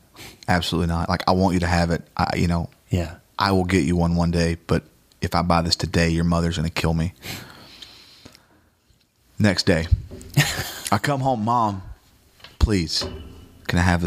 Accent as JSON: {"language": "English", "region": "Georgia", "country": "United States", "tie": "born or raised there", "moved": "yes", "said": "a guy named Scotty Lockridge, who was another drummer in my hometown."}